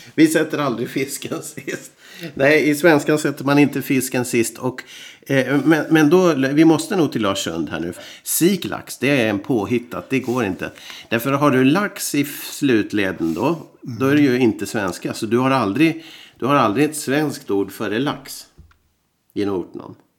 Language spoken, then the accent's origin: Swedish; Umeå, Västerbotten County, Sweden; now in Finland; vi från Umeå, där jag växte upp